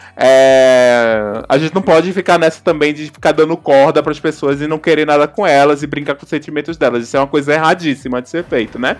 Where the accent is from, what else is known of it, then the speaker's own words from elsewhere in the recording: Northeast Region, Brazil; moved away; eu não sou sudestina, eu sou do Nordeste também. Então quando eu me mudei do Nordeste para cá